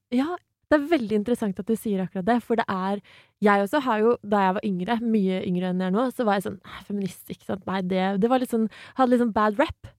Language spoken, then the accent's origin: Norwegian; Asker, Akershus, Norway; Jeg kommer fra Asker